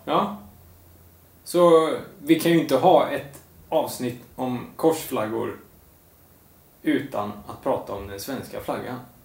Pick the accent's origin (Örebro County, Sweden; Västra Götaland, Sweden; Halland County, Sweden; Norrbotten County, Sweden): Västra Götaland, Sweden; Lidköping; jag är ju uppväxt i Lidköping